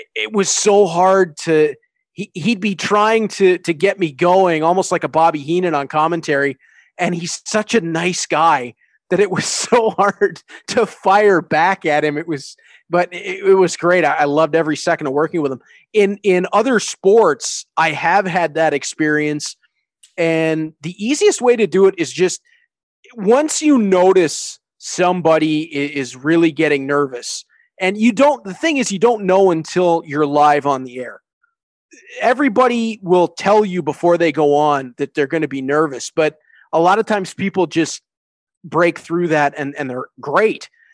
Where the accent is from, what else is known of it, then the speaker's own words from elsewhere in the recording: Hamilton, Ontario, Canada; I get to be the voice of hockey in my hometown